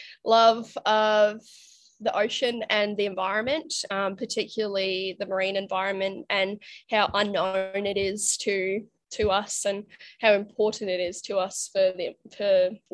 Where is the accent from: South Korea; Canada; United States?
Canada; moved away as an adult; now in Australia; So I'm actually originally from Canada. You can't tell from my accent, but moved out to Australia when I was 19.